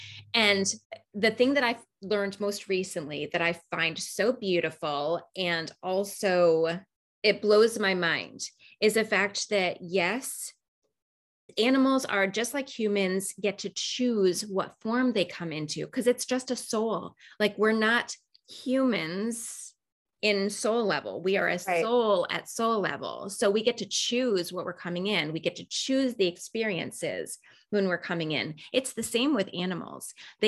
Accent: Raleigh, North Carolina, United States; there was going to be the first level right in my hometown in Raleigh when I was living in Raleigh, North Carolina.

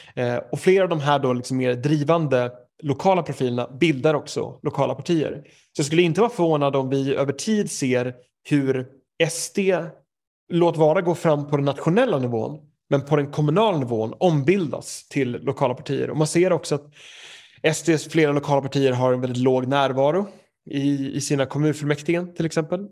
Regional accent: Knivsta, Uppsala County, Sweden; moved away as an adult; now in United Kingdom; jag är ju uppväxt i Knivsta

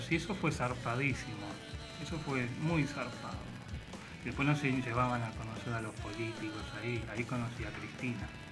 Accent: Temperley, Buenos Aires Province, Argentina; Yo soy de acá del Temperley.

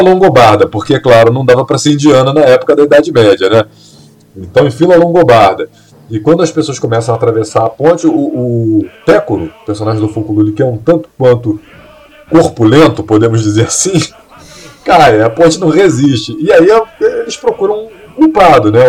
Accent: Brazil; nós que somos brasileiros

